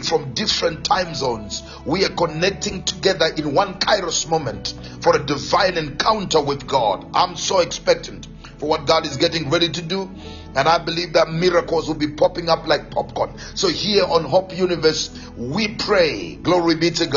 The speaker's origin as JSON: {"language": "English", "town": "Gweru", "region": "Midlands", "country": "Zimbabwe", "tie": "born or raised there", "moved": "yes", "said": "Zimbabwe, Gweru, my hometown"}